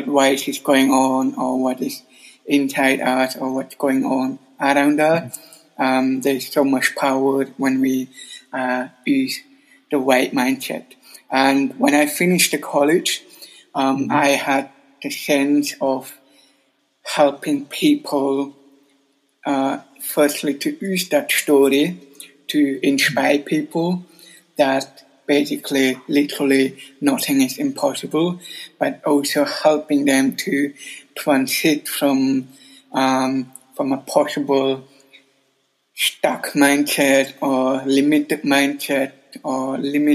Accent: Adelboden, Bern, Switzerland; moved away as an adult; also born or lived in Sydney, Australia; now in Zurich, Switzerland; I was growing up in Adelboden until up to, 23 years old

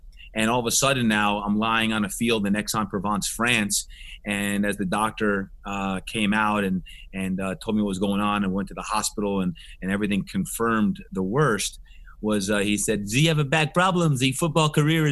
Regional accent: New Jersey, United States; moved away; when I was growing up in New Jersey, back on the East Coast

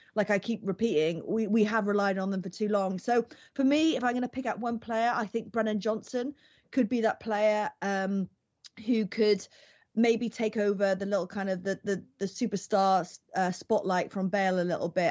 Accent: Wales, United Kingdom; as a Welsh person

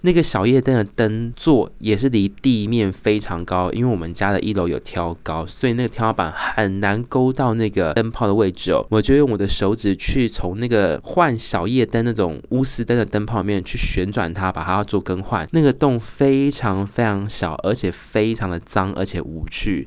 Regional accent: Tainan, Taiwan; also born or lived in Australia; now in Taoyuan, Taiwan; 回去我的家乡，台南市呢

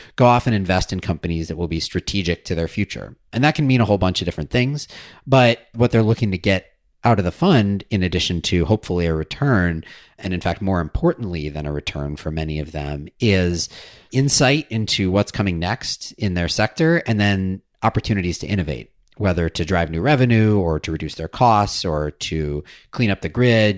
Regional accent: Madison, Wisconsin, United States; I grew up in Madison, Wisconsin, so that was my hometown utility

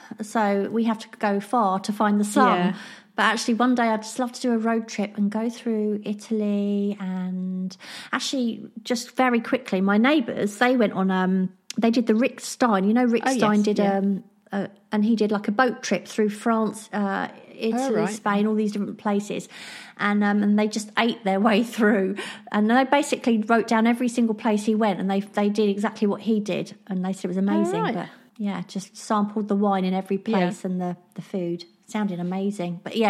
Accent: Scotland, United Kingdom; I'm Scottish, so I'd obviously say somewhere like Skye or the Highlands

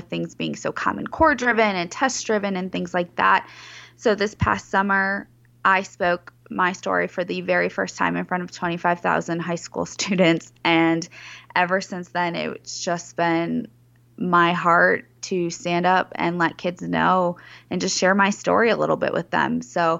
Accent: Chicago, Illinois, United States; Yeah, I grew up in the Chicagoland area

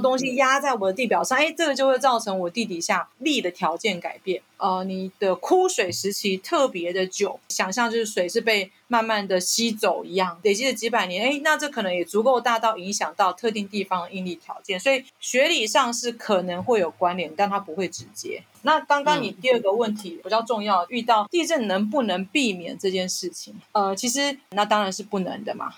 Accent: Taitung County, Taiwan; moved away as an adult; also born or lived in Tainan; 身为一个台东子弟，台东人哈，我从小是在偏乡长大

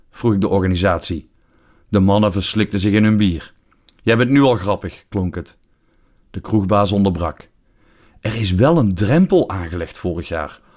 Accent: Netherlands; now in Belgium; mijn geboorteland

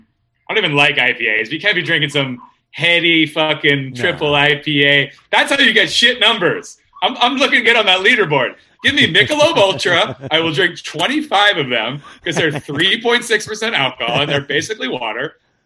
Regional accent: Philadelphia, Pennsylvania, United States; I grew up in Philly

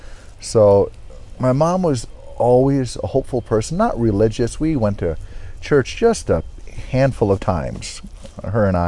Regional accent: Janesville, Wisconsin, United States; I grew up in Wisconsin. I was born in Janesville, Wisconsin.

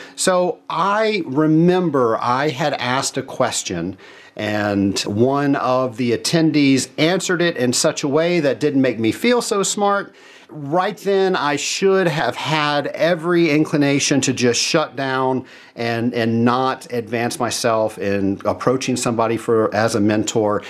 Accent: Atlanta, Georgia, United States; I'm from Atlanta, Georgia

